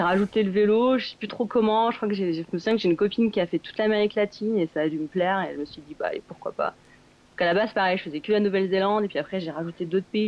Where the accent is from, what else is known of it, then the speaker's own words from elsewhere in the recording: Grenoble, Auvergne-Rhône-Alpes, France; also born or lived in Bourg-Saint-Maurice; je viens de Grenoble à la base, dans les Alpes